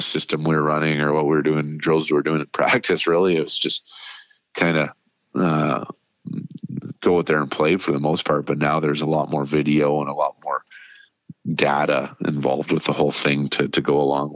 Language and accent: English; Nanaimo, British Columbia, Canada; moved away; I was, again, just 24 years old in my hometown, coaching 20-year-olds